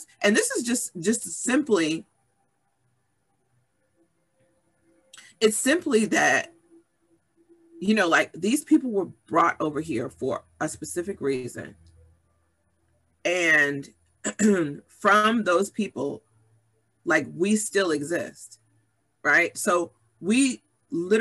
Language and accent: English; Summit, New Jersey, United States; I grew up in Summit, New Jersey